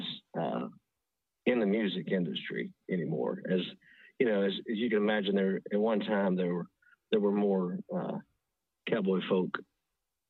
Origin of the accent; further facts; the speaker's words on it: West Texas, United States; moved away as an adult; now in Nashville, United States; I grew up in West Texas and born and raised